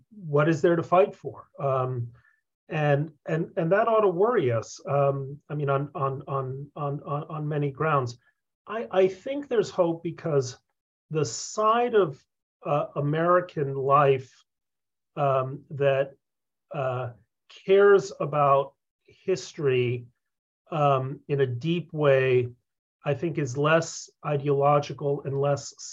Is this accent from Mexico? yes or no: yes; Mexico; moved away; also born or lived in Concord, Massachusetts; that's how I wound up growing up in Mexico